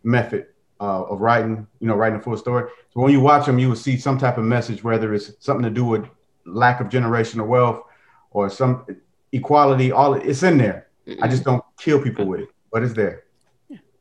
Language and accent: English; Detroit, Michigan, United States; I'm from Detroit too